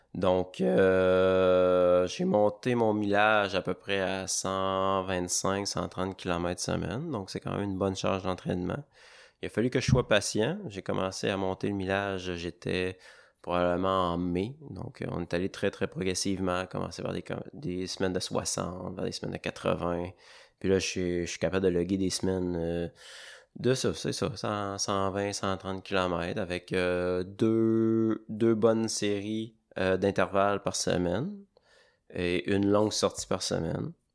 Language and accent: French; Baie-Saint-Paul, Quebec, Canada; je suis originaire de Charlevoix. J'ai grandi à Baie-Saint-Paul